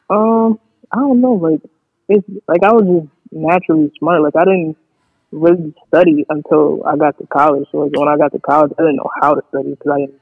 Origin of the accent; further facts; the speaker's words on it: Syracuse, New York, United States; Syracuse, New York.